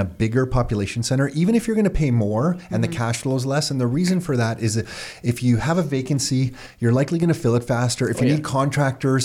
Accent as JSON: {"language": "English", "country": "Canada", "tie": "born or raised there", "said": "being born here, I've always just thought, okay, this is my home base"}